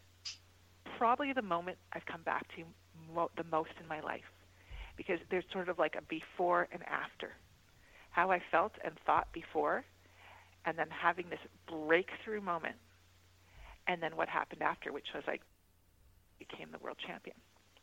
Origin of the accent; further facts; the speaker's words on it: Mississauga, Ontario, Canada; my hometown of Mississauga